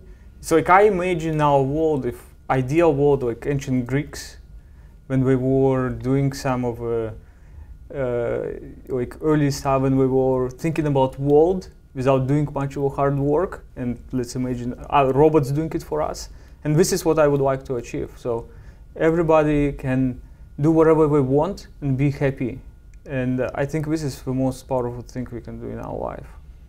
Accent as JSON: {"language": "English", "country": "Belarus", "tie": "born or raised there", "said": "Yeah, in a small town, about 10,000 people population."}